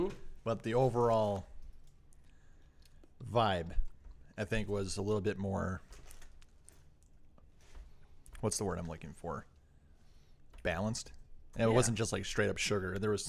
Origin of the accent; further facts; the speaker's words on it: Midwest, United States; I am from the Midwest